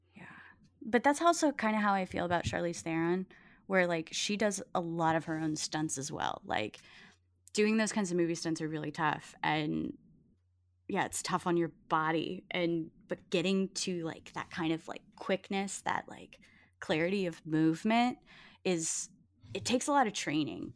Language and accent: English; Cajun, Louisiana, United States; I'm a Cajun